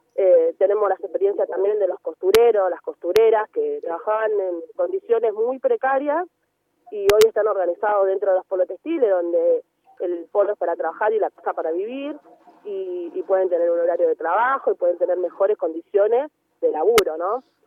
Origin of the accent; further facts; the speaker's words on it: Villa Fiorito, Buenos Aires Province, Argentina; yo nací y vivo en Villa Fiorito, em, que es un partido de Loma de Zamora